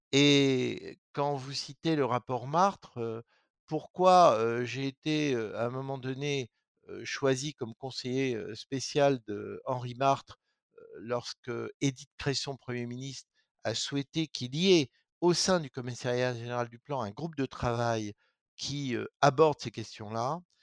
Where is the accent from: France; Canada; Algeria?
France; Lorraine, Grand Est; moi, je viens de Lorraine